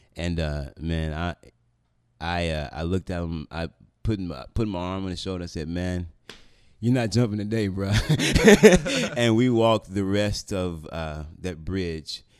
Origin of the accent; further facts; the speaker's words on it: Memphis, Tennessee, United States; I grew up in South Memphis